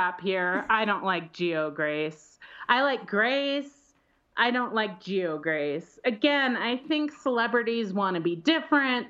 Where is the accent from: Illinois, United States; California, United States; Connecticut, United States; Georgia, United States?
Illinois, United States; Chicago; now in Colorado, United States; I'm from Chicago.